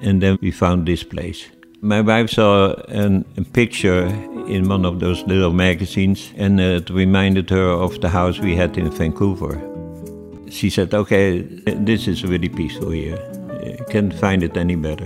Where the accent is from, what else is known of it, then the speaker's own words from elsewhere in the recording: Netherlands; now in Los Angeles, United States; I was born in 1942 in the Netherlands during the Second World War.